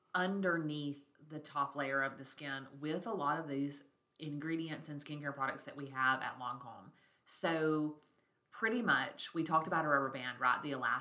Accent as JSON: {"language": "English", "region": "Alabama", "country": "United States", "said": "we're from Alabama, like the South, right?"}